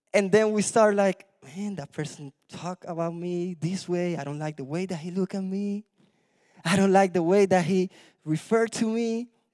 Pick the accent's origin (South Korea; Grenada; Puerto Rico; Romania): Puerto Rico; moved away; I was born in Puerto Rico